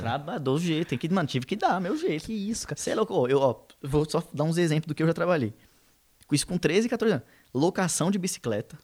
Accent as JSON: {"language": "Portuguese", "region": "São Paulo", "country": "Brazil", "said": "A gente é da Zona Leste, Leste, Leste."}